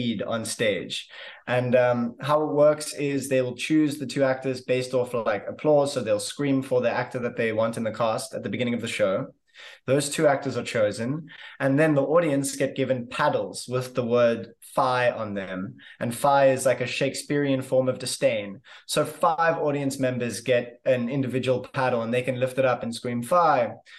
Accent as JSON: {"language": "English", "town": "Cape Town", "region": "Western Cape", "country": "South Africa", "said": "I am an actor from Cape Town, South Africa."}